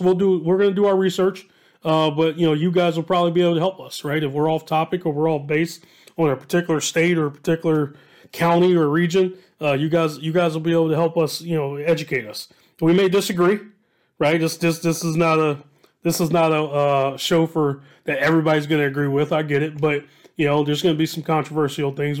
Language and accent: English; Dayton, Ohio, United States; I'm from Southwest Ohio, born and raised